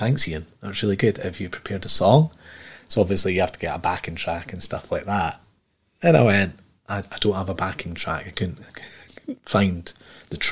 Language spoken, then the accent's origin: English; Edinburgh, Scotland, United Kingdom; also born or lived in Aberdeen / Erskine; I grew up there from the age of like 10 to mid-20s